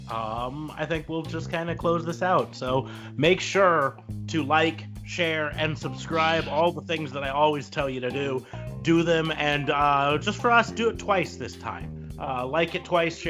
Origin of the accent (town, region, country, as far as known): Nebraska, United States